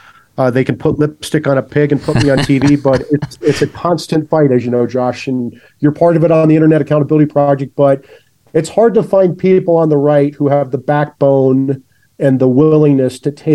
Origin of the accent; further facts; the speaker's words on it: Des Moines, Iowa, United States; moved away as an adult; Yeah, so I'm from Des Moines, Iowa. I grew up with teachers as parents, and I grew up pretty normal Midwest working class upbringing.